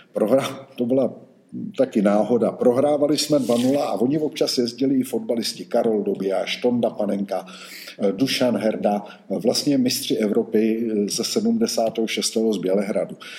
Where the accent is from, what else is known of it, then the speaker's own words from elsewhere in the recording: Roudnice nad Labem, Ústí nad Labem Region, Czechia; moved away as an adult; also born or lived in Žatec; Já jsem vyrůstal v Roudnici nad Labem